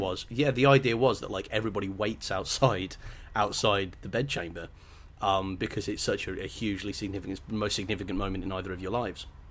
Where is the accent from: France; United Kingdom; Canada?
United Kingdom; England; I'm very English